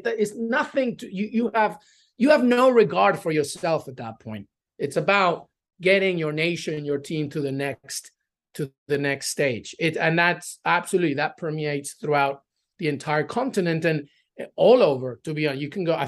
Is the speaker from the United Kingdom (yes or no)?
yes; England, United Kingdom; now in United States; Well, so living in England, growing up in England, like my sister's still there, my cousins, I have some aunts.